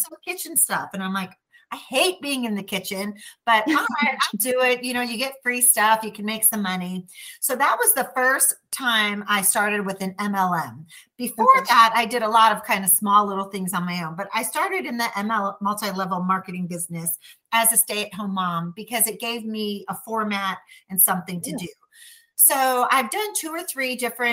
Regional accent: Chicago, Illinois, United States; accent: Chicago; moved away as an adult; also born or lived in Milwaukee, Wisconsin; now in Texas, United States; I am originally from Chicago

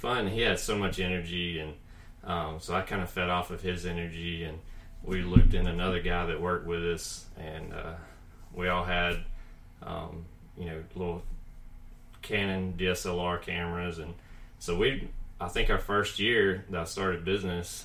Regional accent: Columbus, United States; now in Huntsville, United States; I grew up in Columbus

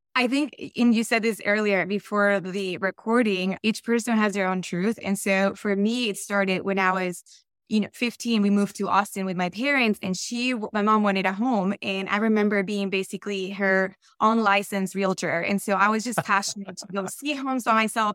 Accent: Colombia; accent: Colombian; English is a second language; moved away; also born or lived in Florida / Texas; I, I am very much Colombian, and you'll hear it in my accent

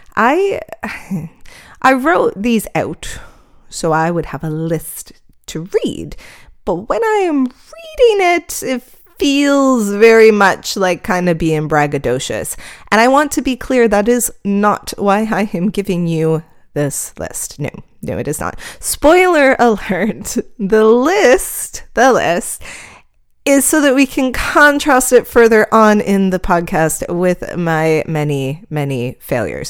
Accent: Canada; I'm Canadian here

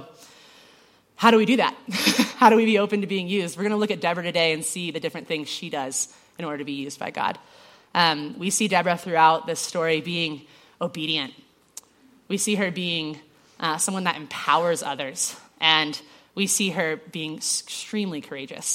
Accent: Georgia, United States; I'm from Georgia

